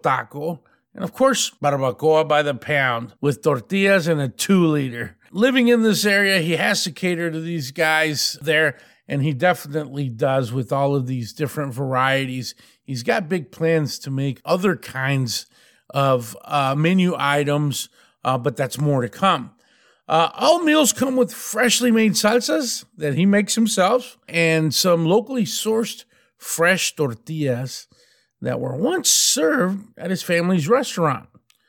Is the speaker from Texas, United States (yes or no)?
yes; Texas, United States; Growing up in West Texas, this is the type of grub that I grew up eating, so I have a deep connection to it.